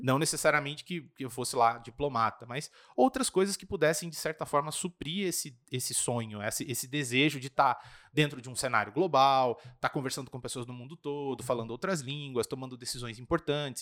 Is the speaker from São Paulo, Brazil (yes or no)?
yes; Registro, São Paulo, Brazil; now in Curitiba, Brazil; eu sou de uma cidade do interior de São Paulo fica mais ou menos 200 quilômetros daqui de, de Curitiba